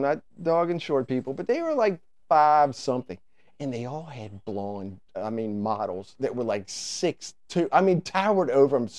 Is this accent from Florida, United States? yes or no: no; Richmond, Virginia, United States; we're four dudes from the East End of town